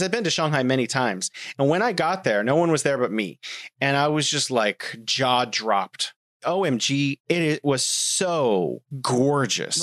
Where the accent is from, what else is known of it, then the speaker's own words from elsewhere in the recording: United States; now in China; I'm from America.